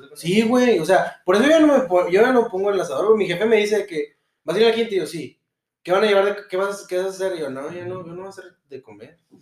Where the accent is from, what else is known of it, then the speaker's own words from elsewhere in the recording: Monterrey, Nuevo León, Mexico; nuestros gustos como regios siempre van a ser básicos